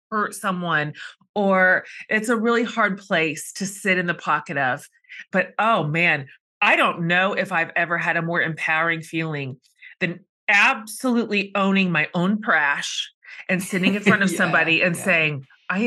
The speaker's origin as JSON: {"language": "English", "region": "Texas", "country": "United States", "said": "I'm Texan"}